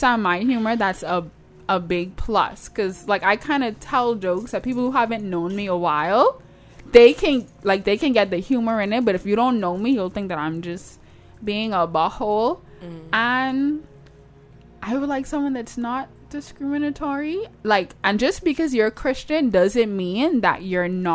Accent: Toronto, Ontario, Canada; accent: Toronto; That's my Toronto accent

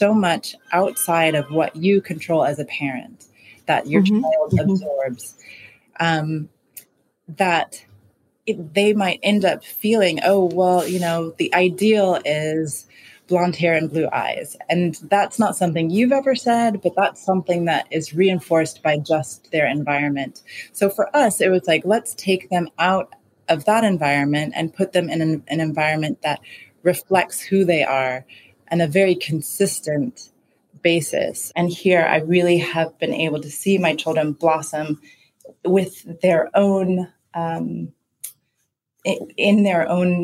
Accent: Oakland, California, United States; moved away as an adult; now in Accra, Ghana; I'm from Oakland, California, which I would consider, when I grew up, was a Black city

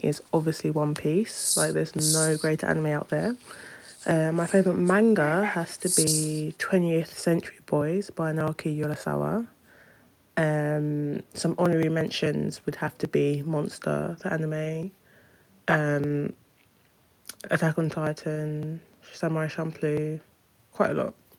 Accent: London, United Kingdom; I'm from London, UK

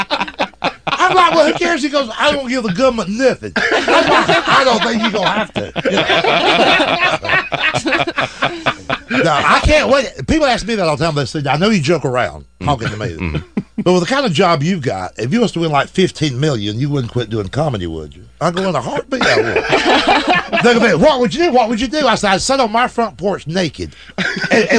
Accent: Georgia, United States; I'm from Georgia

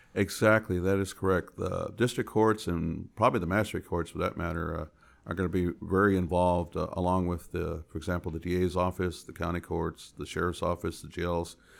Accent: San Antonio, Texas, United States; I was born and raised in San Antonio

